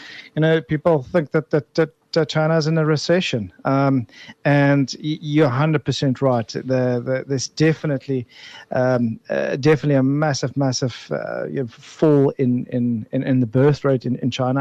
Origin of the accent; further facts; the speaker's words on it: Bellville, Western Cape, South Africa; I'm the boy from Belleville